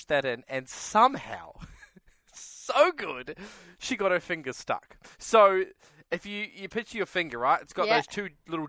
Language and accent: English; New Zealand; moved away; And it's from my home country.